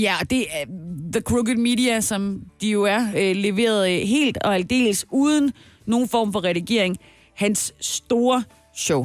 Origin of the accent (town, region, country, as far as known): Denmark